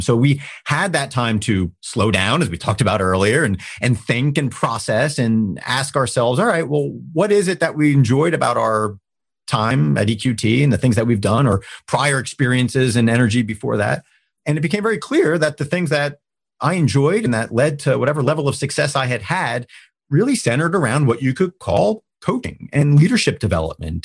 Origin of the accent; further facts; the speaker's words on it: New Jersey, United States; moved away as an adult; now in Pittsburgh, United States; I was from New Jersey